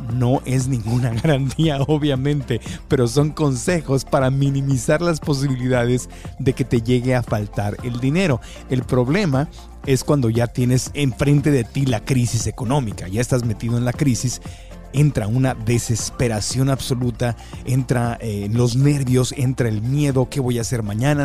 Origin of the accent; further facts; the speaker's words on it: Mexico; yo como mexicano